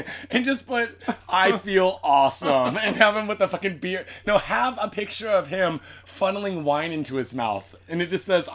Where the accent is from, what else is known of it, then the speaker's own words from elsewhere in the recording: Seattle, Washington, United States; now in Japan; Okay, I'm from Seattle, right?